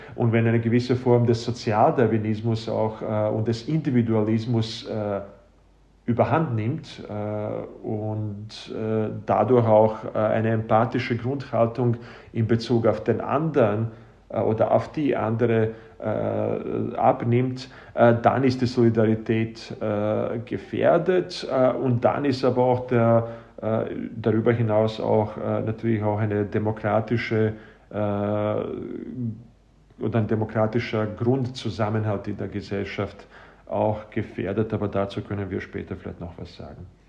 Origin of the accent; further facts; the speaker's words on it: Bosnia & Herzegovina; now in Austria; ich selbst bin aus Bosnien-Herzegowina stammend